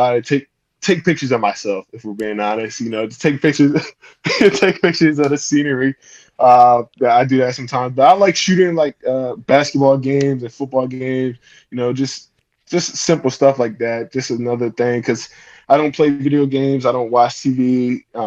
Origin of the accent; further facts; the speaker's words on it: Delaware, United States; I'm from Delaware, if you guys didn't know. So I live in the countryside.